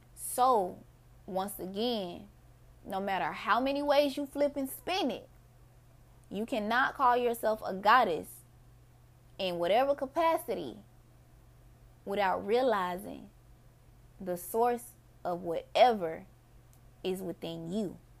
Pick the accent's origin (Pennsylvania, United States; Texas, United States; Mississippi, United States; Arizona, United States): Mississippi, United States; my people, we're Mississippians